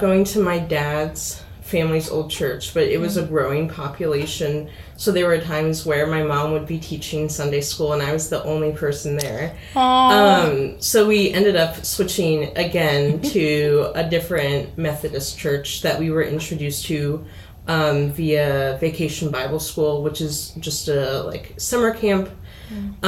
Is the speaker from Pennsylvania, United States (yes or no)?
yes; Hershey, Pennsylvania, United States; I am originally from Hershey, Pennsylvania, so pretty familiar with Central PA